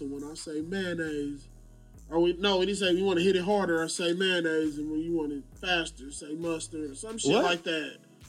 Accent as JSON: {"language": "English", "town": "Los Angeles", "region": "California", "country": "United States", "tie": "born or raised there", "said": "I was born at, where the fuck? Cedars, no, not Cedars. USC, so LA."}